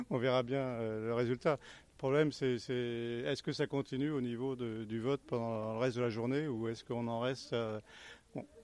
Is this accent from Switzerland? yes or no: no; Nouvelle-Aquitaine, France; now in Châtellerault, France; je suis originaire de Charente, à côté d'Angoulême.